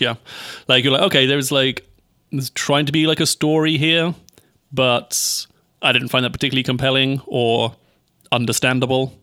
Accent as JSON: {"language": "English", "country": "United Kingdom", "said": "as a British person"}